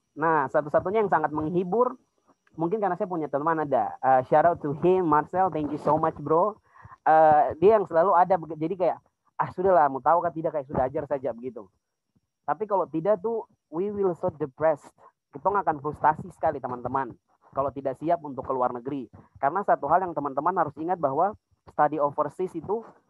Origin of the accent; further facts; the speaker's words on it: Pegunungan Bintang Regency, Highland Papua, Indonesia; moved away as an adult; now in Jayapura, Indonesia; saya dari Kabupaten Pegunungan Bintang. Tapi sekarang sedang berkuliah di Kota Jayapura